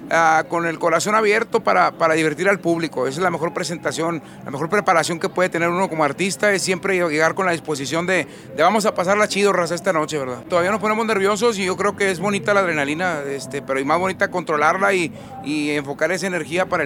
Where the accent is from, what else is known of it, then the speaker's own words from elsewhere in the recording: Roma, Texas, United States; nosotros somos una agrupación que, nacimos y crecimos en Roma, Texas, somos fronterizos